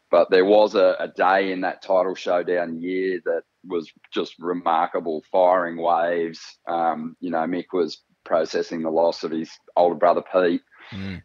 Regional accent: North Coast, New South Wales, Australia; we grew up on the North Coast

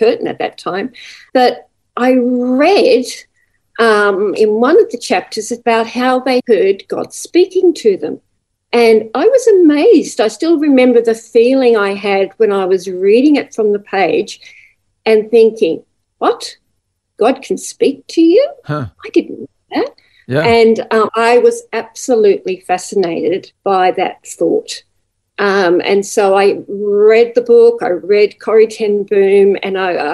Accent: Newcastle, New South Wales, Australia; now in Gold Coast, Australia; I was born in Newcastle in New South Wales

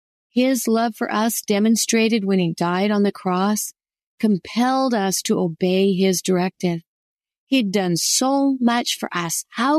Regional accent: Alberta, Canada; But I grew up a landlubber on the Alberta prairies.

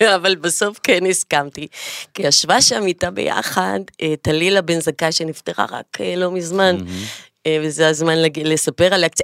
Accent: Jaffa, Tel Aviv District, Israel; ביפו גדלתי באמת כחתולת רחוב

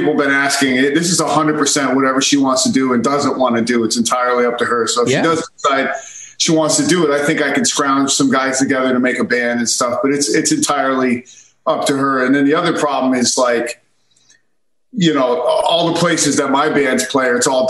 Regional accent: Connecticut, United States; I'm from Connecticut

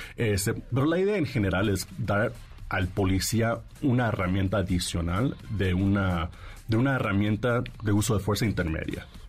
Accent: Mexico; also born or lived in Washington, United States; me creí en México, de hecho este, hice toda la prepa un poco de la universidad aquí en México, entonces por eso hablo un poco medio chistoso

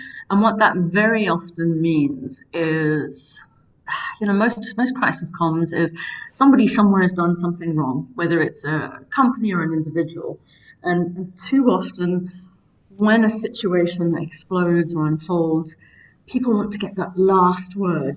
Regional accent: South Africa; as a South African

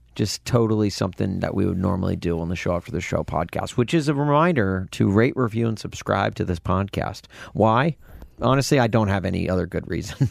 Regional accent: near Brentwood, Nashville, Tennessee, United States; we had a theater in Nashville, in Brentwood, in my, just outside of my hometown

